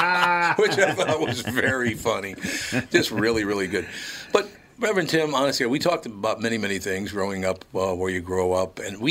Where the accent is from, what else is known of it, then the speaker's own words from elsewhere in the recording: Minneapolis, Minnesota, United States; where I grew up in North Minneapolis.